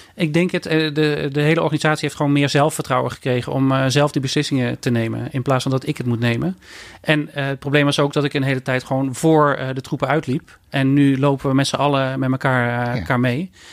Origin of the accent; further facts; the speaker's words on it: Eindhoven, North Brabant, Netherlands; ik ben opgegroeid in Eindhoven